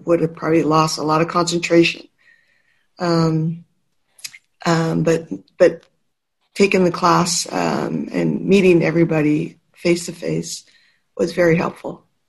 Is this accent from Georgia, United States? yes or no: no; San Carlos, California, United States; from San Carlos